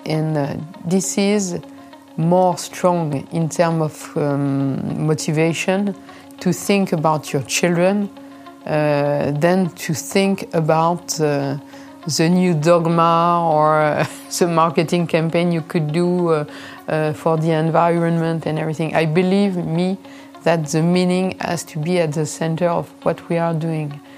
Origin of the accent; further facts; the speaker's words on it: Reims, Grand Est, France; I grew up in Reims